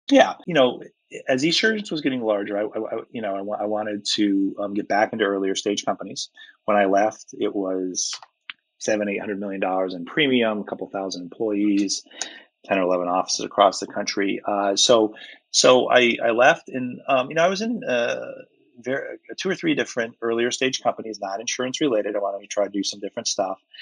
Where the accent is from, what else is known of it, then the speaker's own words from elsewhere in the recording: outside of Hartford, central Connecticut, United States; moved away as an adult; also born or lived in Colorado Springs, Colorado / Lubbock, Texas; I grew up in central Connecticut, outside of Hartford, up in the quiet part of the state, uh, and grew up there for 18 years